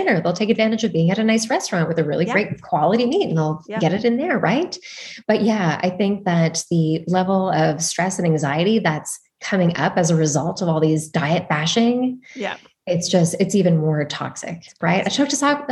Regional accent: Toronto, Ontario, Canada; also born or lived in Montreal, Canada; now in California, United States; I'm from Toronto

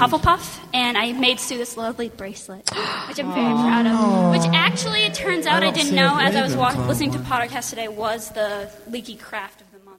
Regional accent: Boston, Massachusetts, United States; I'm from Boston, Massachusetts, right in the city.

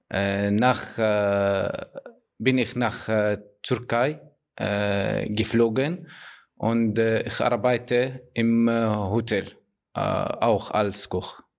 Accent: Syria; German is a second language; now in Germany; Ich komme aus Syrien

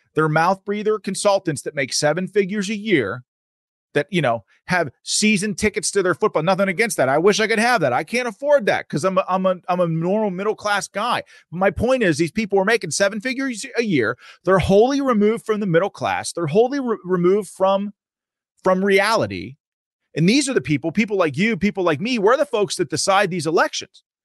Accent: Pennsylvania, United States; I'm from Pennsylvania

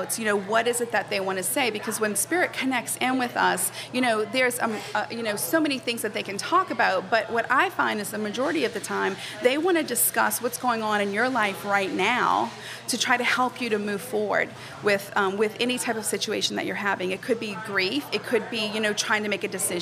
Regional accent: New Orleans, Louisiana, United States; I was born and raised here in New Orleans

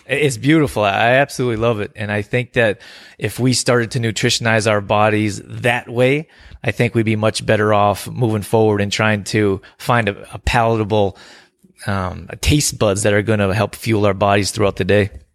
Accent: Canada; also born or lived in California; I grew up here in Canada

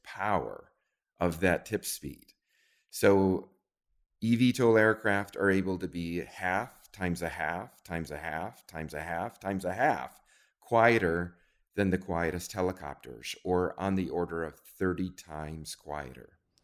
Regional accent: New Zealand; moved away; I grew up in New Zealand

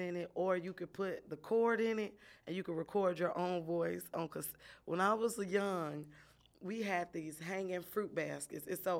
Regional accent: Chicago, Illinois, United States; born and raised in Chicago, right on the west side. But my daddy was in the hundreds, so I'm half hundreds too. But grew up here

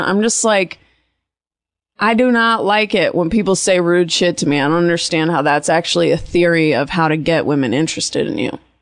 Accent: Bay Area, California, United States; now in Los Angeles, United States; It's my hometown.

